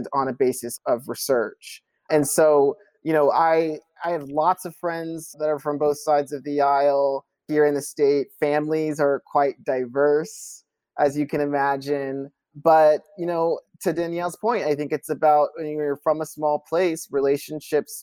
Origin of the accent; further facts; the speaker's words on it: Kentucky, United States; growing up in Kentucky